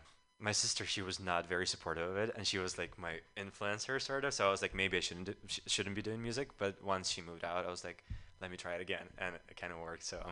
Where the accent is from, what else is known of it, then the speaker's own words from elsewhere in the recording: Ukraine; moved away as an adult; also born or lived in Chicago, United States; now in San Francisco, United States; Yeah, so I'm originally from Ukraine, and I moved here like 7 years ago. I first lived in Chicago